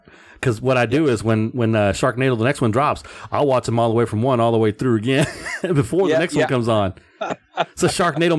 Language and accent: English; Texas, United States; Okay. Born and raised.